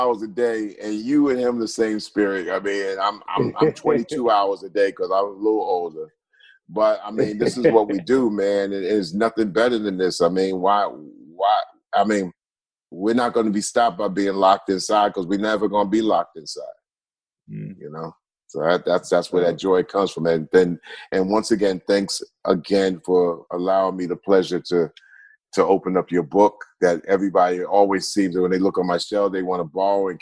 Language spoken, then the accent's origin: English; Long Island, New York, United States; we're from Long Island. We're from New York